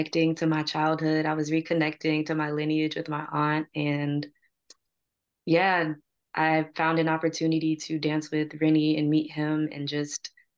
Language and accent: English; Chicago, Illinois, United States; I'm from Chicago